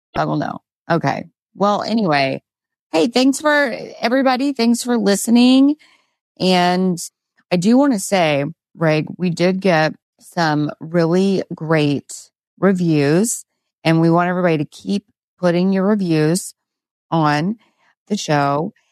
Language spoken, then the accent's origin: English; Texas, United States; as a Texan